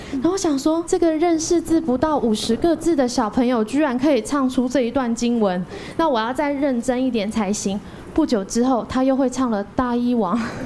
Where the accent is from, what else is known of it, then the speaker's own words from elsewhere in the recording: Dajia, Taichung, Taiwan; 我是来自大甲的